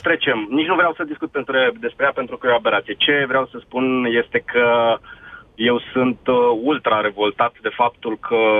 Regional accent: Brașov, Brașov County, Romania; sunt din Brașov

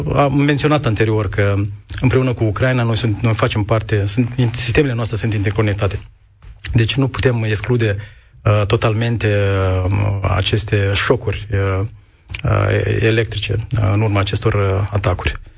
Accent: Moldova

